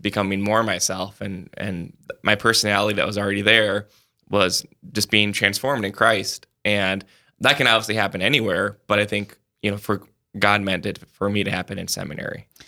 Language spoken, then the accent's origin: English; Sioux Falls, South Dakota, United States; I'm from Sioux Falls